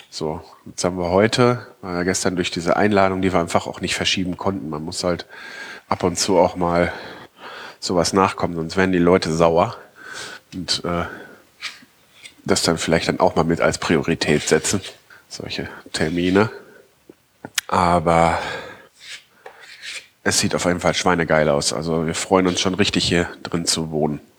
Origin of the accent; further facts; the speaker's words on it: North Rhine-Westphalia, Germany; Ausländeranteil insgesamt äh, nie, wesentlich niedriger ist als im Nordrhein-Westfalen, wo ich aufgewachsen bin.